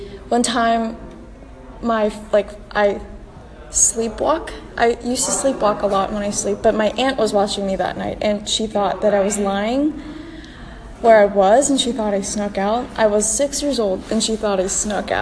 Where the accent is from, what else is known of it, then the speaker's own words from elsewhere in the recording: Quezon City, Metro Manila, Philippines; I was born in Quezon City, Philippines